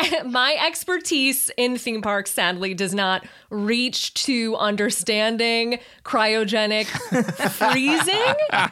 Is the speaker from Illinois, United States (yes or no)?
yes; Chicago, Illinois, United States; I'm from Chicago